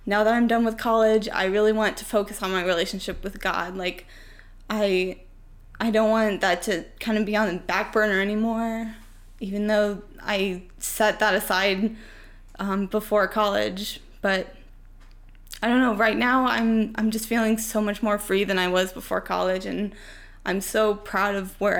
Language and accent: English; Urbana, Illinois, United States; I grew up in Central Illinois as well. I grew up in Urbana